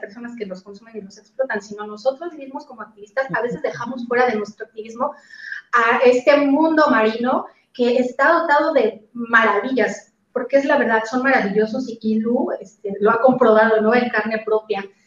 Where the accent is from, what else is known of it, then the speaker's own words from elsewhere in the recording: Mexico City, Mexico; now in Cancún, Mexico; vivo en la ciudad de Cancún, pero soy original de la Ciudad de México.